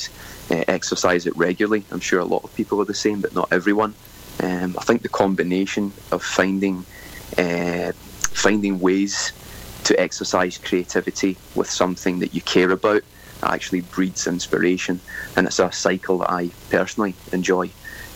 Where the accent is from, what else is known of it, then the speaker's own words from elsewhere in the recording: Scotland, United Kingdom; moved away as an adult; now in Sunshine Coast, Australia; I grew up in Scotland and moved to Australia around 13 years ago